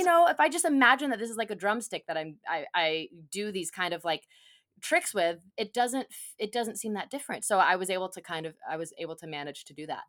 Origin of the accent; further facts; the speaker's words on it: Phoenix, Arizona, United States; it's our hometown of Phoenix, and, and the main and our band, …, we're from Phoenix, we're Phoenix-based bands